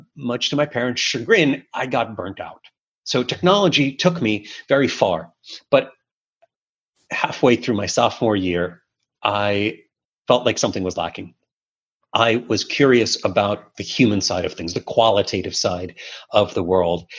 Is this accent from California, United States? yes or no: no; New York City, New York, United States; English is a second language; also born or lived in Soviet Union; moving to Brooklyn in the 1980s, in the heart of the evil empire era, as Reagan termed the Soviet Union at the time, was challenging. There were not a lot of Russian-speaking kids in my class